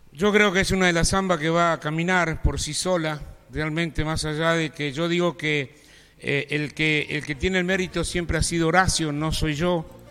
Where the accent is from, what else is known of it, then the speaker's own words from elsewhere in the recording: Buenos Aires Province, Argentina; mi pueblo, querido, provincia de Buenos Aires